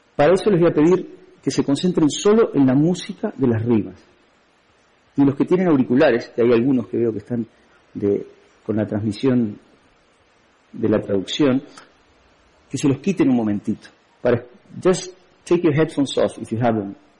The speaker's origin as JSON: {"language": "Spanish", "country": "Uruguay", "moved": "as an adult", "lives_now": "Spain"}